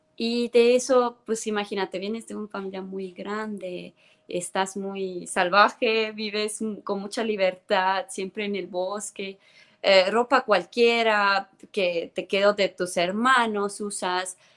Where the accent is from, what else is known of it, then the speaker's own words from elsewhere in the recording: Tallinn, Harju County, Estonia; first language Estonian; Spanish is a second language; moved away as an adult; now in Mexico; yo soy de Tallinn, Estonia. Tallinn es la capital de Estonia. Yo crecí en Tallinn